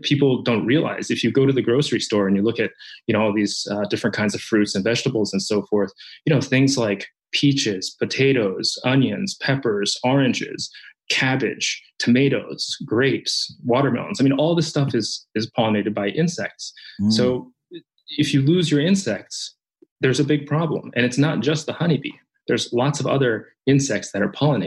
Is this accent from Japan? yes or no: yes; Japan; moved away; a child growing up in Japan. I'm Japanese